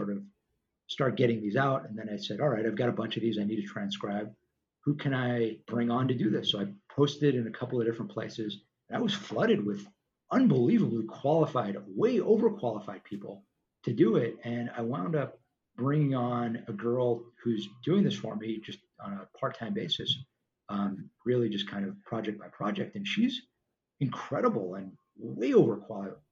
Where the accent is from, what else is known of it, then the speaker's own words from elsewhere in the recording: Los Angeles, California, United States; the street we grew up on in Tarzana, California, suburb